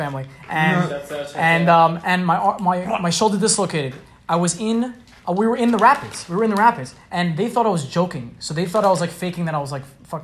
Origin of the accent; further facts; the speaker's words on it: New York City, New York, United States; I'm from Brooklyn